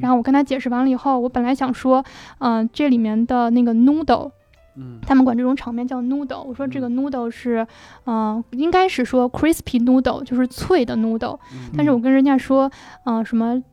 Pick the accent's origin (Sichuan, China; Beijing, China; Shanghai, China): Beijing, China; 像我是北京人，我在北京待了这么多年了